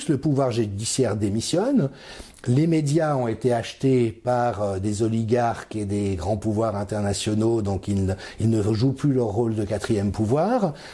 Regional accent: France; j'ai grandi dans la France des années 70 et que c'était l'insouciance, c'était la joie de vivre

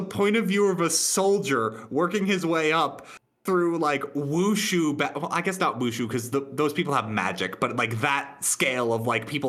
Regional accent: United States; I'm from America.

